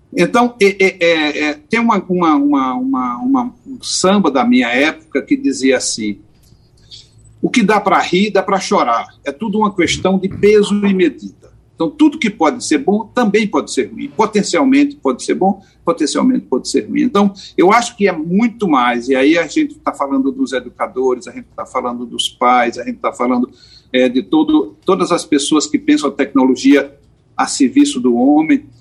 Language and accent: Portuguese; Caruaru, Pernambuco, Brazil; also born or lived in Porto Alegre; Eu sou um cara que nasceu em Caruaru, então sou um cara do interior.